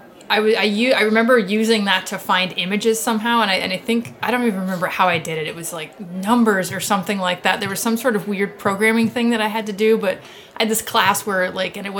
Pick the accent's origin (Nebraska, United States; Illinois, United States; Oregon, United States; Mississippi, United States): Nebraska, United States; Lincoln; also born or lived in Sioux City; I grew up here in Lincoln